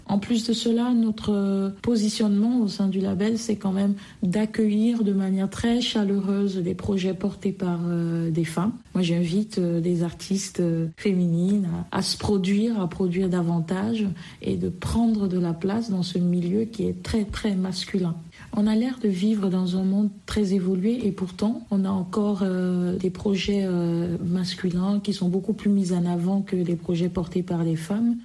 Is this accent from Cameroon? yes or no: yes; Anglophone Cameroon, Cameroon; moved away; j'ai grandi euh, au Cameroun, par exemple, dans un contexte plutôt bilingue, tantôt anglophone, tantôt francophone, ou très souvent francophone, mais je suis originaire de la partie euh, euh, du Cameroun anglophone